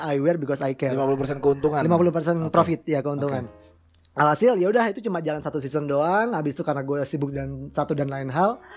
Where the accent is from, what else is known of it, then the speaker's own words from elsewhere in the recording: Bandung, West Java, Indonesia; now in Malang, Indonesia; Gue asli Bandung. Kenapa lo masih di Malang? Kenapa masih di Malang? Karena rezeki gue di sini.